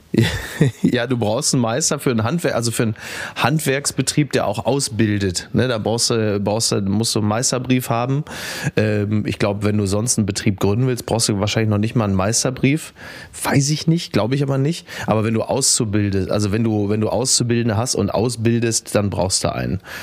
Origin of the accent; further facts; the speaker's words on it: Henrichenburg, North Rhine-Westphalia, Germany; zurück in mein Heimatdorf, weil ich ja auf Omas Etage bin